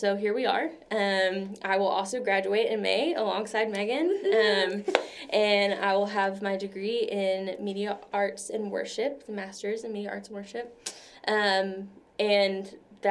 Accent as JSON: {"language": "English", "town": "Bossier City", "region": "Louisiana", "country": "United States", "tie": "born or raised there", "moved": "as an adult", "lives_now": "Dallas, United States", "said": "I'm originally from Bossier City, Louisiana"}